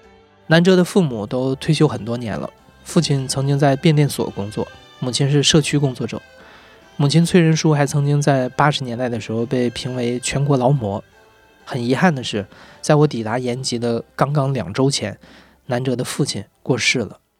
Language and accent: Chinese; Northeast China, China; 因为东北很多家庭都是后来迁移过去的。我奶奶在家就跟我说方言，山东话，我同学也听不懂。